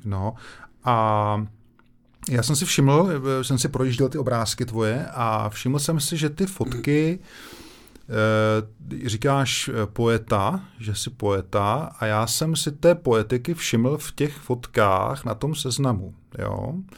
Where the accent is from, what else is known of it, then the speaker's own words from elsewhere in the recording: Brno, South Moravian Region, Czechia; já jsem z Lesné